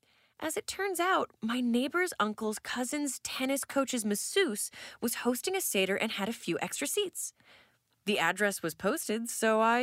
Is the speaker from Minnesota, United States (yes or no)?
yes; Brainerd, Minnesota, United States; Usually, I head back to my hometown of Brainerd, but last year, I opted to stay close to the studio to get ahead on a few things.